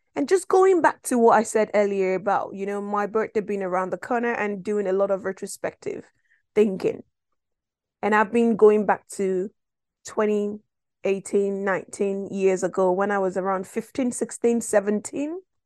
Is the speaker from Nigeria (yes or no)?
yes; Nigeria; moved away; I'm originally from West Africa, Nigeria, to be precise.